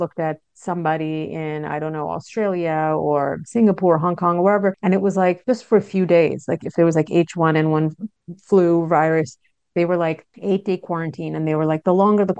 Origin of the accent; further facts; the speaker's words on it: New York, United States; I grew up in New York